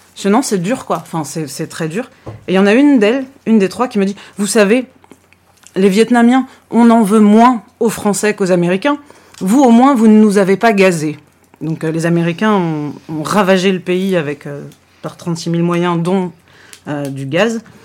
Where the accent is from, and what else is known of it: France